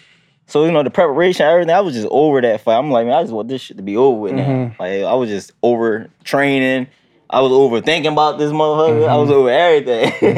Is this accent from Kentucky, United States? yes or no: no; Philadelphia, Pennsylvania, United States; Growing up in Philly, you know, got every hood has its ups and downs.